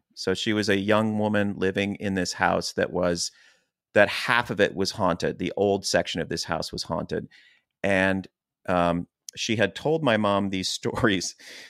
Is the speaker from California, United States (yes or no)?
no; Chester Springs, Pennsylvania, United States; where we grew up in Chester Springs, Pennsylvania, which was very farm, very woodsy, very cornfields.